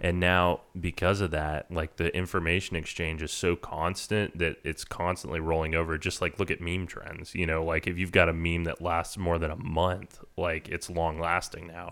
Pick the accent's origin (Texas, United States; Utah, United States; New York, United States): Texas, United States; Texas A&M, United States; I grew up in Aggie, like, you know, I went to the last bonfire before the bonfire tragedy back in nineteen ninety-eight